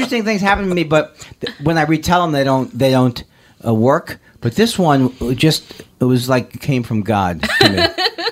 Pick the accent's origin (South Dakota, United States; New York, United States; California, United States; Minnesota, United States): California, United States; I'm from California